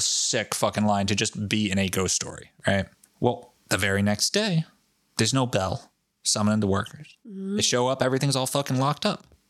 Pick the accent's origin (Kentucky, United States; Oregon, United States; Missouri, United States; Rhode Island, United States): Rhode Island, United States; Foster; my hometown of Foster, Rhode Island